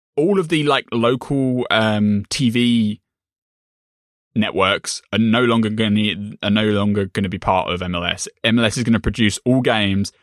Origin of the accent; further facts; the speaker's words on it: United Kingdom; I'm British, I'm not American